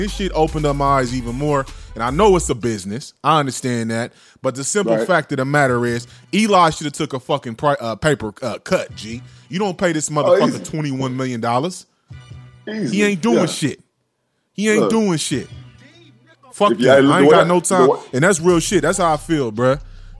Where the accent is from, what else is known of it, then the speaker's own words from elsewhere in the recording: the Bay Area, California, United States; I ain't from no motherfucking New York. I ain't from no motherfucking New Jersey. I'm from the Bay, straight up.